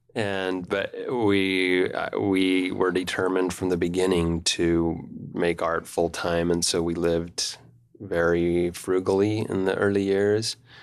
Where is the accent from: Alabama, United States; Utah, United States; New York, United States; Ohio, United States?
Utah, United States; Provo; also born or lived in Rome, Italy; I was born in Provo in nineteen seventy-six, fourth of eight children. And, um, the, you know, I just was a Provo boy that didn't travel much